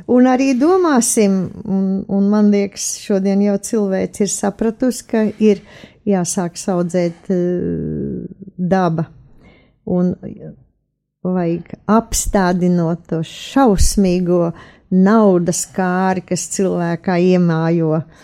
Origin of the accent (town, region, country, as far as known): Latvia